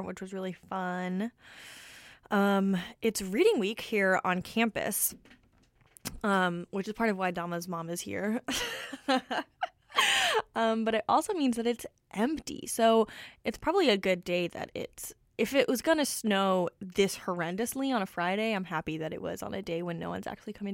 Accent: Toronto, Ontario, Canada; now in Vancouver, Canada; I'm from Toronto

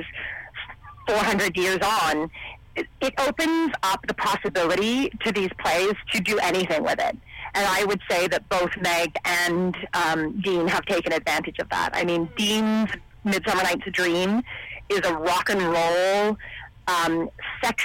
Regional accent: Ontario, Canada; now in British Columbia, Canada; I'm actually from Ontario, and when I first came out to BC

